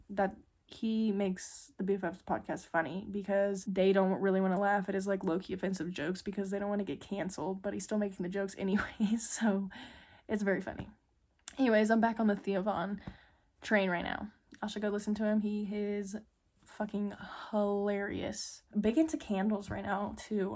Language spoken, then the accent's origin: English; Midland, United States; moved away; I love being home, spending time with my fam. in my hometown friends